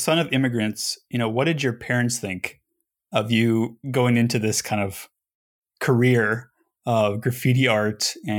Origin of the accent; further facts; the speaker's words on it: Los Angeles, California, United States; I grew up in Los Angeles.